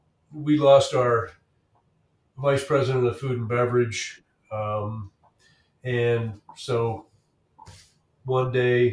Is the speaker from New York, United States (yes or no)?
no; Bellefonte, Pennsylvania, United States; moved away as an adult; now in Colorado, United States; my hometown of Bellefonte, which is about 10 miles away from there.